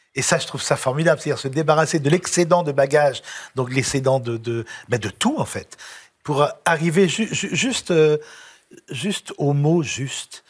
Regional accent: Lyon, Auvergne-Rhône-Alpes, France; now in Paris, France; je suis un petit lyonnais

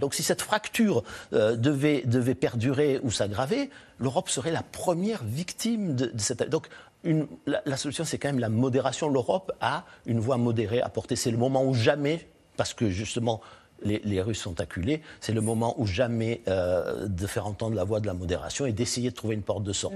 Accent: France; je suis français

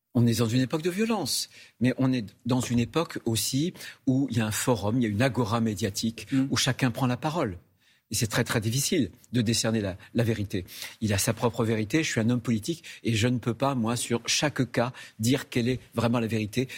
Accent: France; chez nous en France

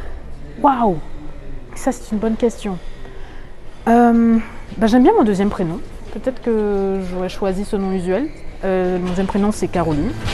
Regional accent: Martinique; je viens de la Martinique

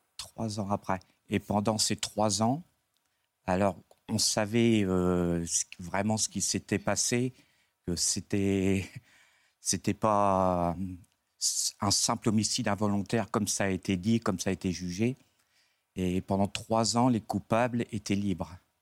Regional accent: Dieppe region, Normandy, France; je suis de la région liépoise

